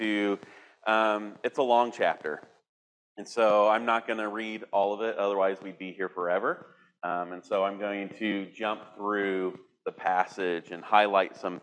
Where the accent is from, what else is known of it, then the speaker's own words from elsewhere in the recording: Indiana, United States; I grew up in Indiana, the heartland of America